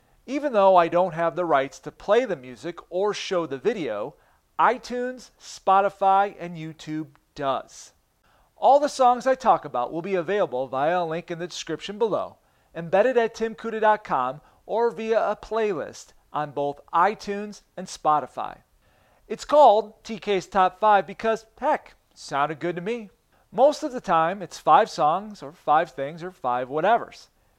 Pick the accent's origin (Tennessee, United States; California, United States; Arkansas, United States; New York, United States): New York, United States; Buffalo; That ain't me. I'm from Buffalo.